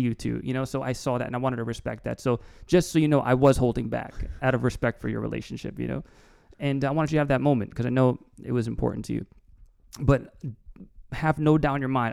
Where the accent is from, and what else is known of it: East Brunswick, New Jersey, United States; born or raised there; also born or lived in Newark, New Jersey